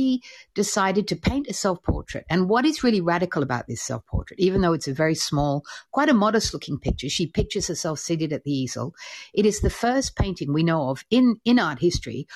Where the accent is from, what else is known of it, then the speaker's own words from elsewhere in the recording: Australia; I'm Australian